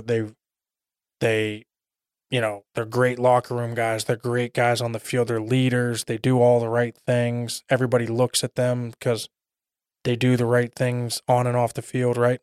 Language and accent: English; Pittsburgh, Pennsylvania, United States; moved away as an adult; now in Arizona, United States; I grew up outside of Pittsburgh